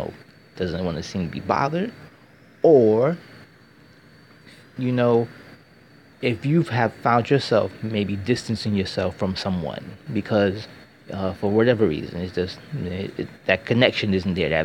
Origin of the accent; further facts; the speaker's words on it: United States; I'm American